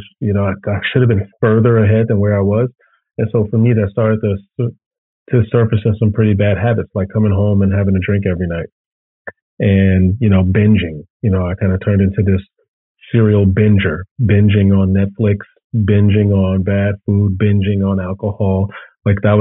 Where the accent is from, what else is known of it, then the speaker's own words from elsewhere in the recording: Chicago, Illinois, United States; I'm born and raised in Chicago.